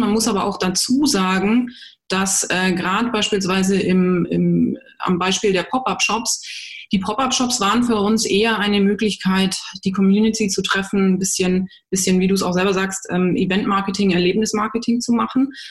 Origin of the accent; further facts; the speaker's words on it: Germany; bei uns in Deutschland